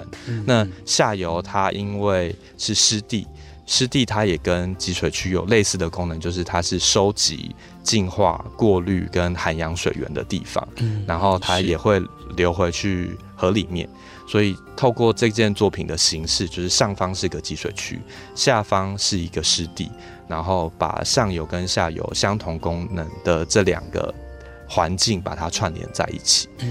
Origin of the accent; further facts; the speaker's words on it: Pinglin, New Taipei, Taiwan; 那刚好这两年我在我的家乡就坪林执行的文化部的计划，其实就是在做水环境的议题